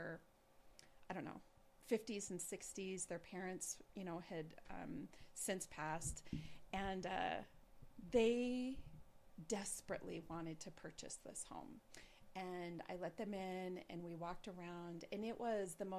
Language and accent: English; Gillette, Wyoming, United States; moved away; I go back to Gillette, my hometown